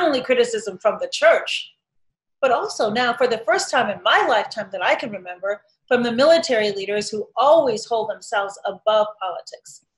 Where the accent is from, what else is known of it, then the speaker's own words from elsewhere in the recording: Chicago, Illinois, United States; also born or lived in Shiraz, Iran; my hometown